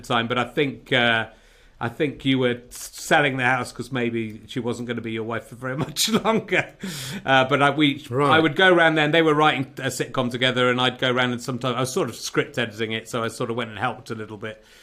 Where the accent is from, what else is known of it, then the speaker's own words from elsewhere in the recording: Cheddar, South West England, United Kingdom; moved away; also born or lived in Yorkshire; back in Cheddar doing this uh, from my childhood home